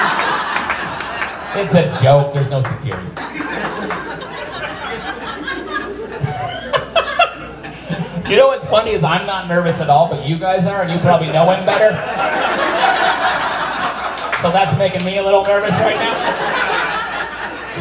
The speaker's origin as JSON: {"language": "English", "town": "Seattle", "region": "Washington", "country": "United States", "said": "Seattle area"}